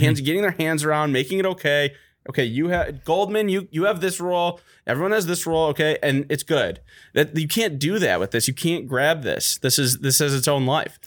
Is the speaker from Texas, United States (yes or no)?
no; Detroit, Michigan, United States; I'm from Detroit